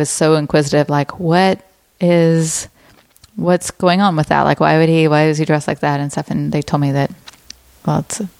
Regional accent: Alabama, United States; moved away; I grew up in Alabama. We don't have a huge Jewish population there.

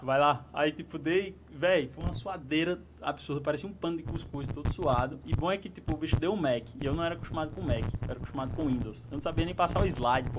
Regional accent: João Pessoa, Paraíba, Brazil; moved away; lá na minha cidade, fosse lá em João Pessoa

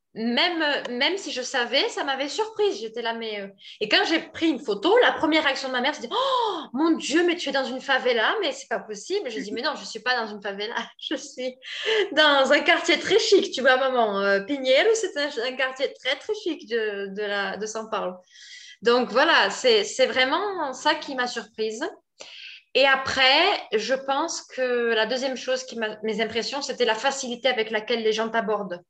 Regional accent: France; moved away as an adult; now in Brazil; je suis française

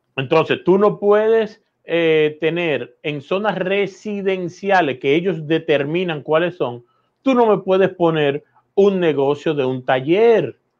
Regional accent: Dominican Republic; los dominicanos entendamos

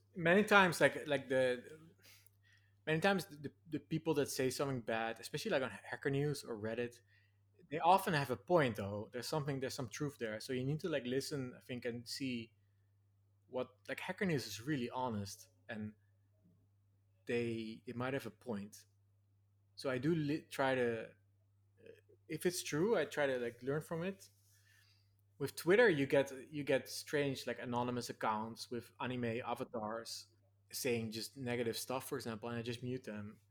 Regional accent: Nijmegen, Gelderland, Netherlands; moved away; this annual festival in my hometown. There's this four days march, the Vierdaagse

